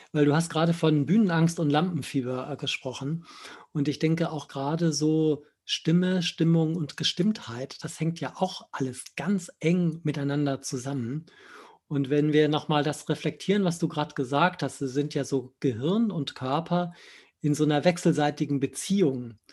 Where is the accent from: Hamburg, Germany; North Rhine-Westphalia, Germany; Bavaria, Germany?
Hamburg, Germany; Ist mir als Hamburger ja auch sehr sympathisch.